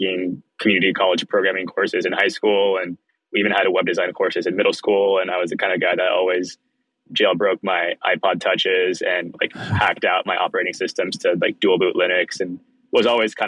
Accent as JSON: {"language": "English", "town": "Palo Alto", "region": "California", "country": "United States", "tie": "born or raised there", "also_born_or_lived": "Israel", "said": "I moved to the Bay Area from Israel when I was young, and then I grew up mostly in Palo Alto"}